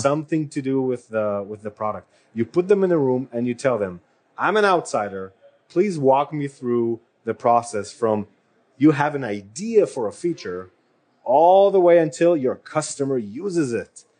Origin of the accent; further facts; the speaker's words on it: Israel; moved away; I am from Israel and I worked with a mm-hmm. lot of startups